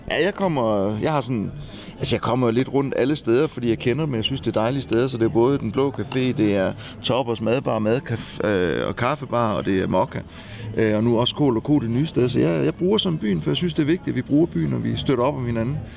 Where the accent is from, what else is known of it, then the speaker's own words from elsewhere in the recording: Kolding, Southern Denmark, Denmark; also born or lived in Rio de Janeiro, Brazil / United States / Norway / Copenhagen; jeg er jo vokset op i Kolding, så jeg, jeg kom, altså, jeg er jo ikke født i Kolding, jeg er født i Rio de Janeiro, men øh, Øh, adopteret og kommer så til som spæd.